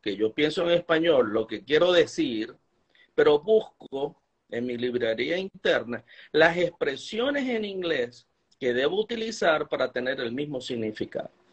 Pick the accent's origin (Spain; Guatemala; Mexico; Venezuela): Venezuela; moved away as an adult; now in Utah, United States; cuando salí de Venezuela pensé que mi carrera como profesor había terminado